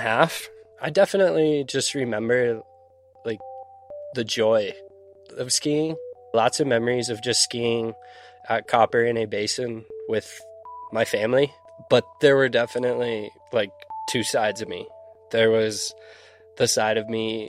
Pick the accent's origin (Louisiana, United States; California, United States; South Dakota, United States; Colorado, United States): Colorado, United States; Silverthorne; I grew up in Silverthorne, Colorado. Grew up right in a ski town